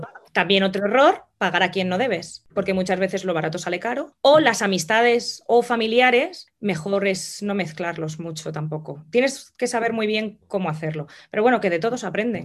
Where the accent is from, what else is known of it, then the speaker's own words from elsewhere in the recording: Madrid, Community of Madrid, Spain; moved away as an adult; also born or lived in La Vera, Cáceres; now in London, United Kingdom; soy nacida en Madrid, pero mi familia es de la zona de La Vega